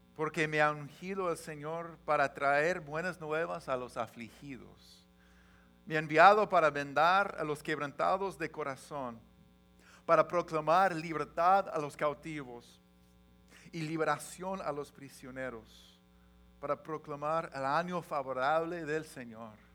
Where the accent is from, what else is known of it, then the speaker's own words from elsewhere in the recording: Washington, United States; moved away as an adult; also born or lived in Los Angeles, California; Somos de Washington, tenemos familia, tenemos trabajo, tenemos amigos